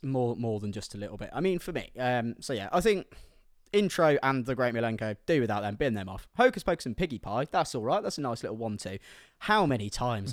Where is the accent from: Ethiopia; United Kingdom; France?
United Kingdom; Midlands; I'm from the Midlands